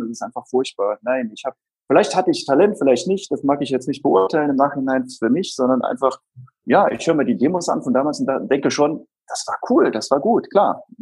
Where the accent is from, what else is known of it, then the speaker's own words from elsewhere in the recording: Saarland, Germany; ich bin im Saarland aufgewachsen